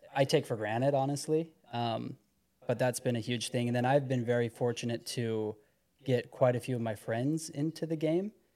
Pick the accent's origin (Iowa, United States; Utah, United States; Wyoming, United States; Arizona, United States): Utah, United States; Heber City; I'm from Heber City.